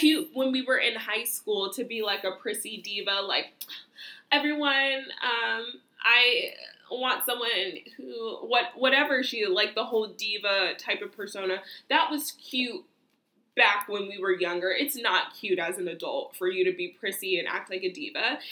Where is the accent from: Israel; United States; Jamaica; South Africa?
United States; me as an American